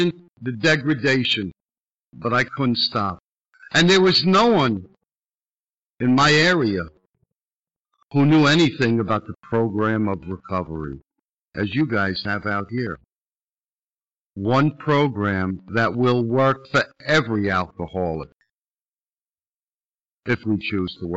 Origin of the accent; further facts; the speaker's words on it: New York City, New York, United States; I'm from Brooklyn